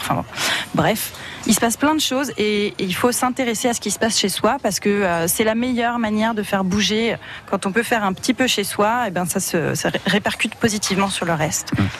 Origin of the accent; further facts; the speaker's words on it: Reims, Grand Est, France; j'ai grandi ici, j'ai grandi à Reims